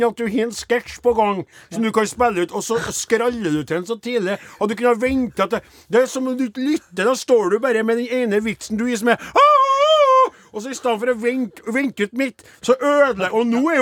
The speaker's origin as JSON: {"language": "Norwegian", "country": "Sweden", "second_language": "Norwegian", "said": "Jeg er svensk, men jeg henger ikke helt med her."}